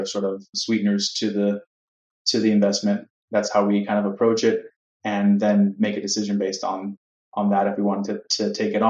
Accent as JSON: {"language": "English", "town": "Miami", "region": "Florida", "country": "United States", "tie": "born or raised there", "moved": "as an adult", "lives_now": "New York City, United States", "said": "I was born and raised in Miami, Florida, Cuban parents, and I moved to New York City shortly after graduating university in 2008"}